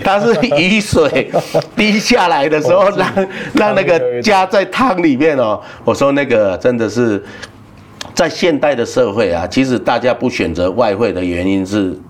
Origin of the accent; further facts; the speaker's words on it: Yunlin County, Taiwan; moved away; also born or lived in Taipei / Taichung; 像我们云林人啊，出来外面工作啊